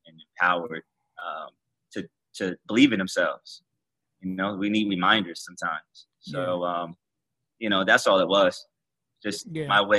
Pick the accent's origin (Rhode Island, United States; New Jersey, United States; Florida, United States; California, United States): New Jersey, United States; Trenton; we're both from Trenton, New Jersey